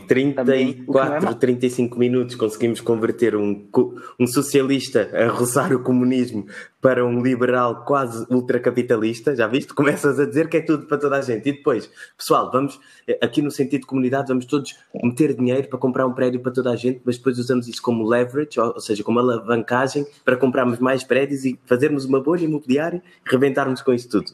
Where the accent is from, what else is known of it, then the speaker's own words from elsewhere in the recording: Cape Verde; also born or lived in Portugal; now in Lisbon, Portugal; Eu sou cabo-verdiano, somos de ilhas, temos o mar sempre à volta